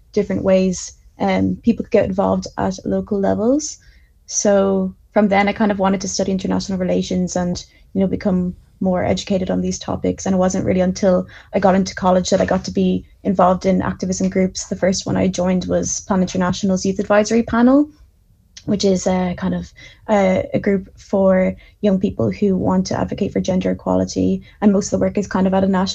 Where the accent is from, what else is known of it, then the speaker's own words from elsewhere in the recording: Bandon, Munster, Ireland; happen to be from Bandon in Cork